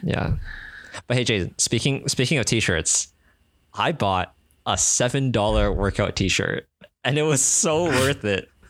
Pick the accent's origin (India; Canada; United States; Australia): Canada; accent: Canadian English; now in Singapore; I'm Chinese Canadian.